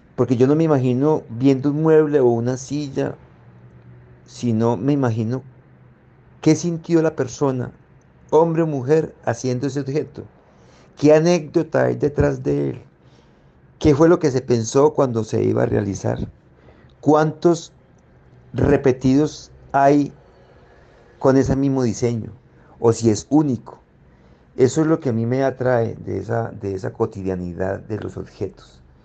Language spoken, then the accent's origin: Spanish; Zarzal, Valle del Cauca, Colombia; las casas de Zarzal, donde yo nací